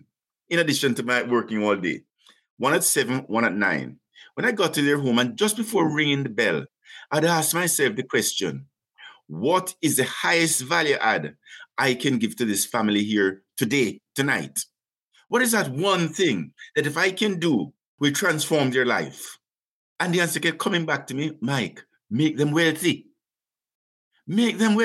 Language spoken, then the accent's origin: English; Jamaica; moved away as an adult; now in Canada; being a young Jamaican, 26, in Canada